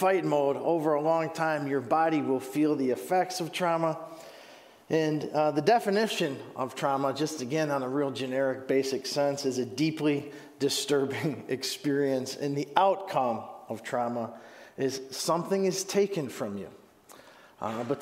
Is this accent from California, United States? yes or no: no; Huron, Ohio, United States; moved away; I'm originally from Huron, Ohio